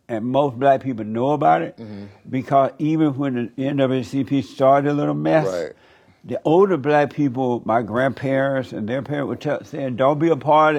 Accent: Alabama, United States; Right. I grew up in Alabama.

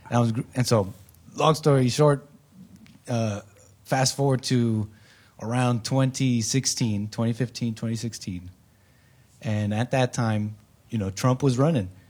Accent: Canada; also born or lived in United States; so I grew up in Canada. I'm an anchor baby in Canada.

